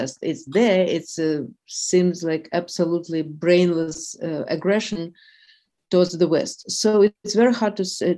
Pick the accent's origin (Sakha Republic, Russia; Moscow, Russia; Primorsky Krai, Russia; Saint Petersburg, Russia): Moscow, Russia; moved away as an adult; now in New York, United States; I was born and raised in Russia, and actually I used to spend my summers in Kyiv, where my aunt lives. So, yes, but yes, I was raised in Moscow.